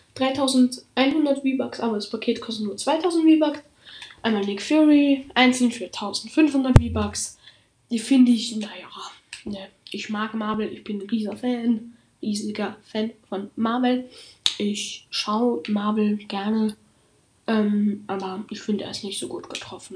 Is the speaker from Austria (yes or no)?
yes; Austria; ich komme aus Österreich. Das, heißt, falls ich mal ein bisschen in Dialekt rede